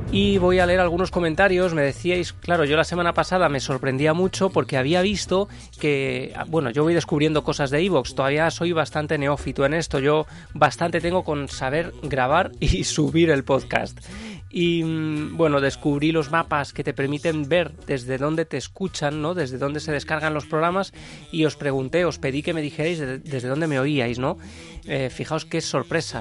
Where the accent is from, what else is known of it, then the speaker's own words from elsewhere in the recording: Ciudad Real, Castilla-La Mancha, Spain; yo soy de Ciudad Real